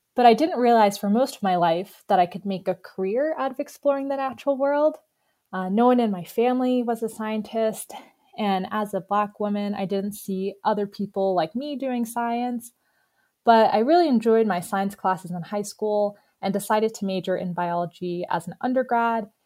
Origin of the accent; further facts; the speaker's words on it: New York, United States; moved away as an adult; also born or lived in Boston / southwest Virginia; now in Virginia, United States; I'm actually originally from New York